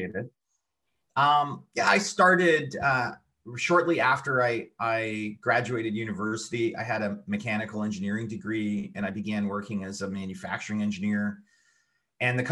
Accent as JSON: {"language": "English", "region": "Quebec", "country": "Canada", "also_born_or_lived": "Montreal / Ontario", "said": "I'm Canadian. I'm originally from Quebec, but I've lived in both Quebec and Ontario for my whole life."}